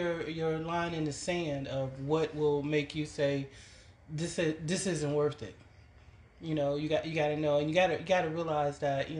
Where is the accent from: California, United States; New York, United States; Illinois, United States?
Illinois, United States; Chicago; now in Smyrna, United States; I'm originally from Chicago, South Side, and currently living in Smyrna, Georgia.